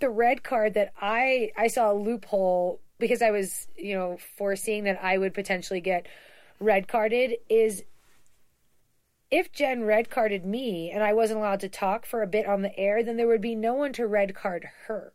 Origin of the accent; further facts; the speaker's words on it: East Coast, United States; we're both from the East Coast